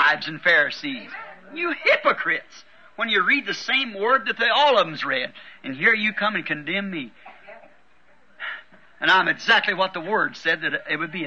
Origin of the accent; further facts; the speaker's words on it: United States; I'm an American too